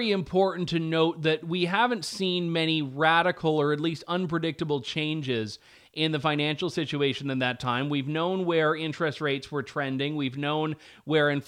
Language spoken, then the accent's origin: English; Canada; I, I, as a Canadian taxpayer, would happily cut my portion of the CBC subsidy